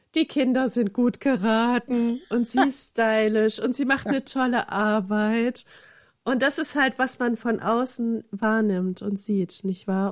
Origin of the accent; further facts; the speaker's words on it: eastern Germany, Germany; ich komme ja nun aus dem Osten